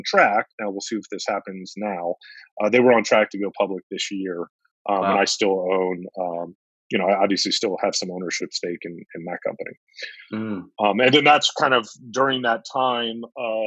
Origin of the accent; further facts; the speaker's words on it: Northern Virginia, United States; also born or lived in Maryland; I grew up in Northern Virginia whole life